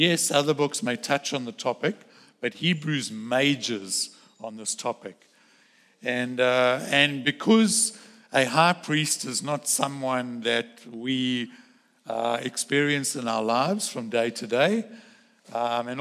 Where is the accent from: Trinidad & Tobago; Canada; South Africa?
South Africa; moved away; I grew up in South Africa